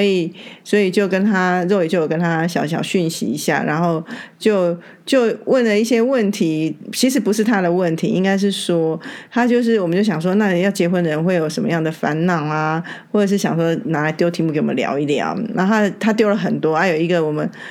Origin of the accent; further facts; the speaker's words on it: Taiwan; 我们台湾人